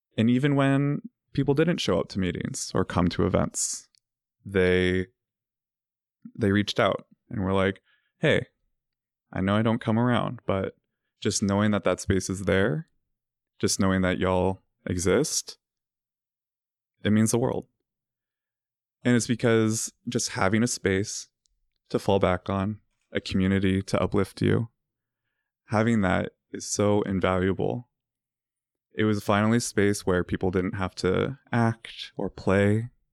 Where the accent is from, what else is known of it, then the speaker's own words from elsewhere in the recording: Virginia, United States; moved away; I'm from Virginia, uh, raised by religious parents, and I went to this small, tiny Catholic school